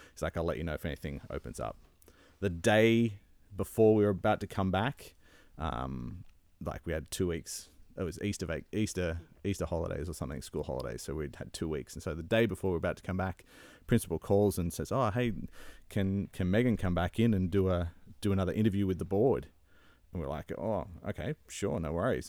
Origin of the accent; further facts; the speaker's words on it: Sydney, New South Wales, Australia; moved away as an adult; now in Ontario, Canada; I grew up in Sydney